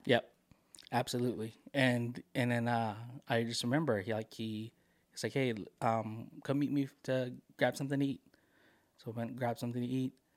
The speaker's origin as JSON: {"language": "English", "country": "Philippines", "moved": "yes", "said": "I am a Filipino immigrant"}